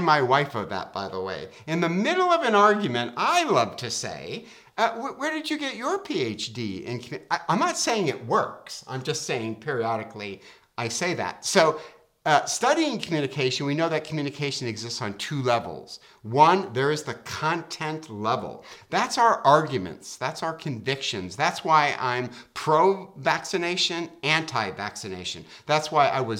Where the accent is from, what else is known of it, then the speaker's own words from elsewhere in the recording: Detroit, Michigan, United States; I'm from Detroit